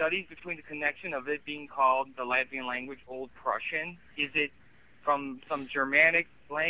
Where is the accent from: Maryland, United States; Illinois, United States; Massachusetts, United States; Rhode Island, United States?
Illinois, United States; Chicago; I'm not a native speaker. I was born here in Chicago.